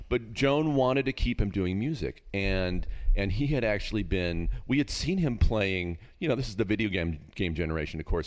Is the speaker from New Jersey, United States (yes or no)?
no; Castro Valley, California, United States; now in Agoura, United States; I grew up in Northern California in a, in a, in the Bay Area, but out in a town called Castro Valley